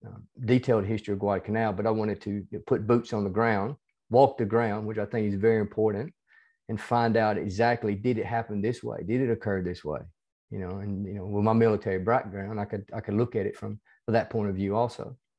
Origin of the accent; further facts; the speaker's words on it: the South, United States; accent: hybrid southern United States and Australian; moved away as an adult; now in Australia; Yeah, I'm originally from the United States. You can probably tell from my accent, even though it's a hybrid accent between